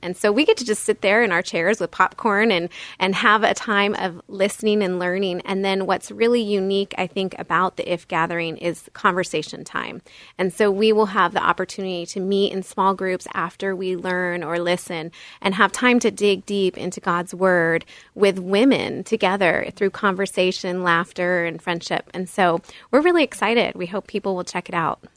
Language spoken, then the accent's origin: English; Bay Area, California, United States; I grew up in the Bay Area of California